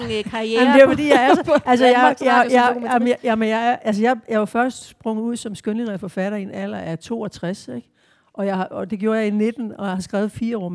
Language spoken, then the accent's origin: Danish; Southern Jutland, Southern Denmark, Denmark; det sønderjyske, altså det der med, hvor jeg kommer fra, og hvor, hvor jeg bor nu